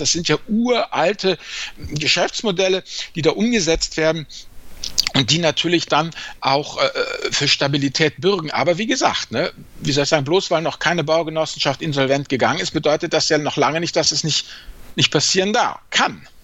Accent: area near Neuwied, Rhineland-Palatinate, Germany; wo ich auch aufgewachsen bin, ein bisschen weiter südlicher bei Neuwied

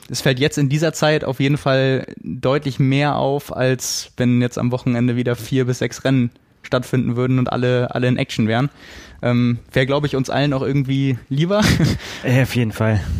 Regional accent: Bremen, Germany; Ich bin Bremer

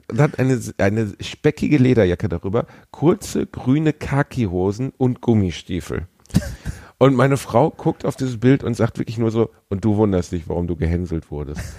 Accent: North Rhine-Westphalia, Germany; ich bin Westfale

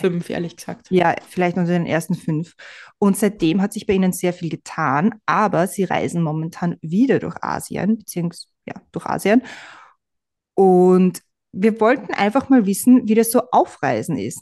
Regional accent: Austria; now in United States; Da ist man als Österreicher immer gleich ein bisschen überrumpelt, oder? Weil ich merke das bei mir in Amerika

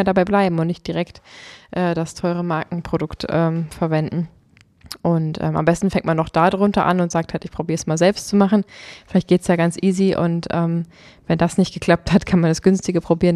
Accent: Potsdam, Brandenburg, Germany; bei uns in Potsdam

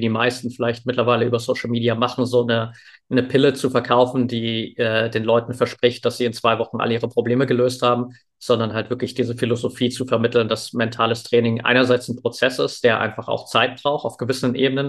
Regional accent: near Dresden, Saxony, Germany; Ich bin in der Nähe von Dresden aufgewachsen

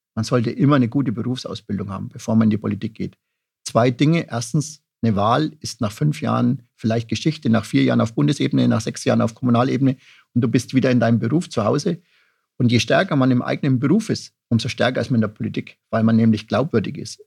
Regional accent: Upper Franconia, Bavaria, Germany; meine Heimat Oberfranken, mein Landkreis Vorheim

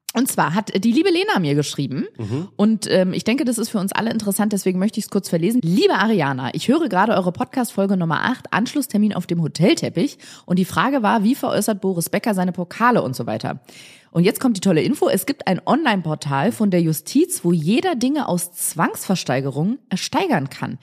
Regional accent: Germany; ich komme aus dem Rheinland

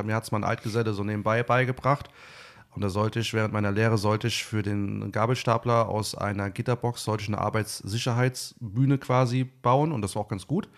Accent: Eifel, Germany; moved away; also born or lived in Bad Camberg; bei uns in der Eifel

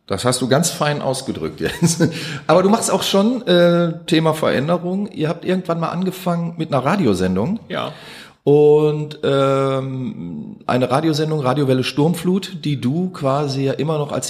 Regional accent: Duisburg, North Rhine-Westphalia, Germany; komm aus Duisburg.

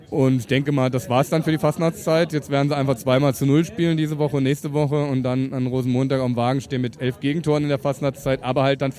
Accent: Mainz, Rhineland-Palatinate, Germany; born there; now in Frankfurt, Germany; bin aber natürlich sozusagen als gebürtiger Mainzer arbeite ich im Exil in Frankfurt

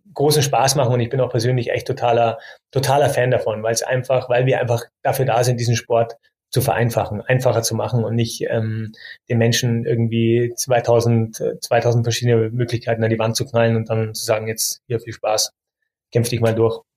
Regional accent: Munich, Bavaria, Germany; als geborener Münchner

